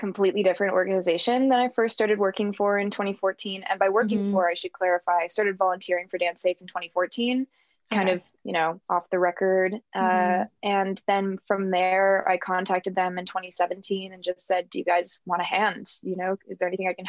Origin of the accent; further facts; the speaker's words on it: San Diego, California, United States; now in Ohio, United States; I'm from San Diego, California, and currently positioned in the middle of Ohio.